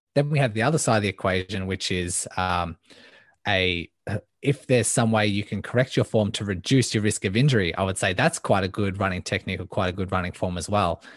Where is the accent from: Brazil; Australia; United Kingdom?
Australia; Melbourne, Victoria; I am from Melbourne, Australia, born and raised